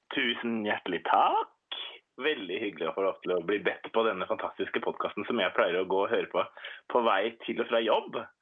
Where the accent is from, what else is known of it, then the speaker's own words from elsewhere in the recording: Hurum, Viken, Norway; now in Oslo, Norway; Jeg har vokst opp på Hurum ute på landet, men mm. flytta etter hvert til Oslo